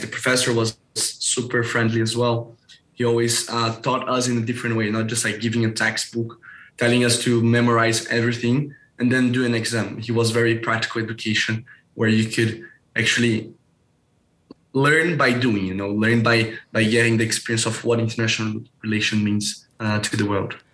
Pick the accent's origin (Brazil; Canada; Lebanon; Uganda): Brazil; also born or lived in Geneva, Switzerland; here in Brazil, I'm from Brazil